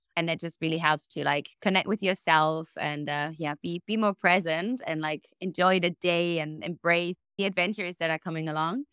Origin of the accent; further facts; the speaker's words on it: Germany; moved away as an adult; also born or lived in Australia; now in Bali, Indonesia; I was born and raised a German potato, and then, um, spread my wings and, uh, flew out to beautiful Australia.